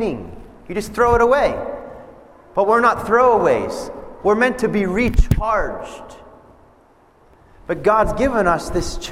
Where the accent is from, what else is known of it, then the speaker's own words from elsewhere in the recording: Pennsylvania, United States; moved away as an adult; now in Nebraska, United States; I grew up in Pennsylvania